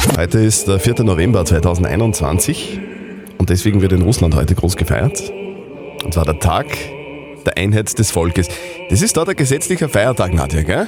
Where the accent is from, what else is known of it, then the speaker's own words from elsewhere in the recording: Upper Austria, Austria; wir Oberösterreicher